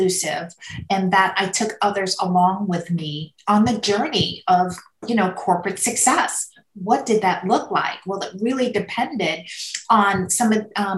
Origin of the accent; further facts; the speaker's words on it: New York City, New York, United States; I grew up in Queens, New York. So New York City is my hometown. That's where we put our stamp. Born and raised